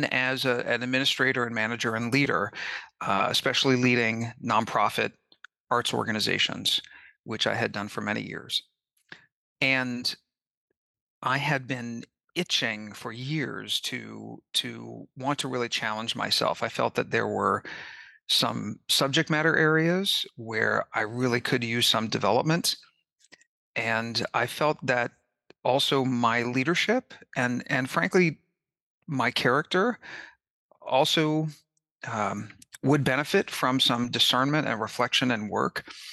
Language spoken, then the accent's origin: English; Kansas City, Missouri, United States; also born or lived in Independence, Missouri; I grew up in Kansas City and Independence, Missouri